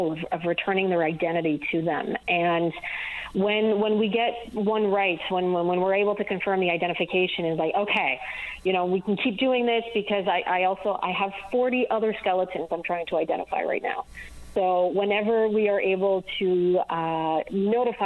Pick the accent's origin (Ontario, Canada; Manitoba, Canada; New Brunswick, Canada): New Brunswick, Canada; I'm from New Brunswick